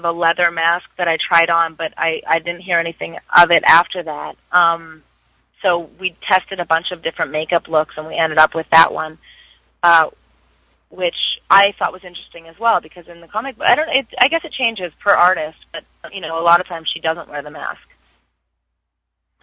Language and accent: English; Vancouver, British Columbia, Canada; moved away; I'm actually from Vancouver, so I love to go home and work and see my family